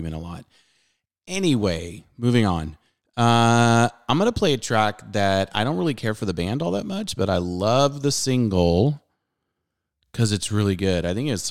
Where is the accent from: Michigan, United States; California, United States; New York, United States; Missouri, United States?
California, United States; Southern; I grew up in Southern California.